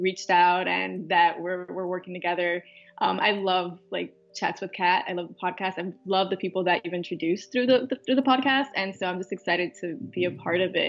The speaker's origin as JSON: {"language": "English", "town": "Miami", "region": "Florida", "country": "United States", "tie": "born or raised there", "also_born_or_lived": "Tallahassee", "said": "I was born and raised in Miami. I grew up in Sweetwater, and then I moved to Kendall."}